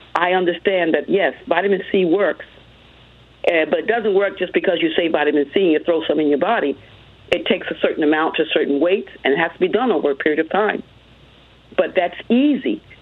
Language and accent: English; United States; also born or lived in Hartford, North Carolina; growing up in America for a long time